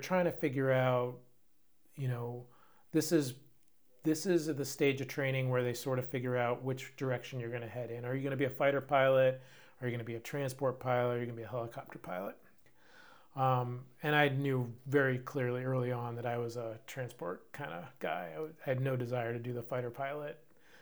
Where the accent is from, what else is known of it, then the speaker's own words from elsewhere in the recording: Cape Cod, Massachusetts, United States; moved away; Growing up in Cape Cod, Massachusetts, I'm a beach guy